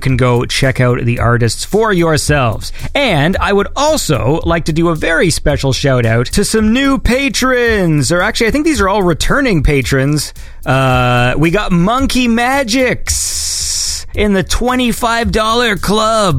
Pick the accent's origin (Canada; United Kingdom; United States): Canada; I'm Canadian